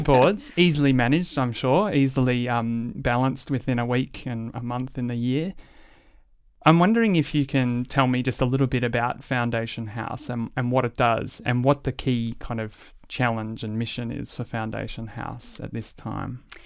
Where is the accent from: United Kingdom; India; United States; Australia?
Australia; as an Australian public